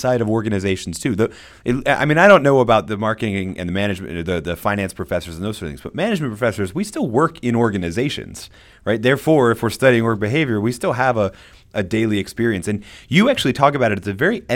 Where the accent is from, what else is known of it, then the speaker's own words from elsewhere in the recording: United States; as an American